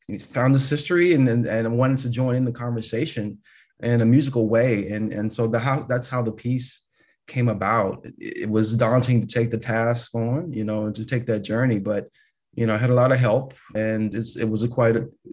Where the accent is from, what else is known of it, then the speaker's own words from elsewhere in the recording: Atlanta, Georgia, United States; growing up in Atlanta and attending Morehouse College.